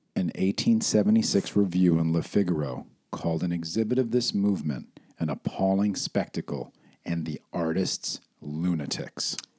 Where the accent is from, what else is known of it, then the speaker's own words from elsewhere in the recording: New York City, New York, United States; moved away as an adult; now in California, United States; I grew up in New York until I was twenty, twenty-one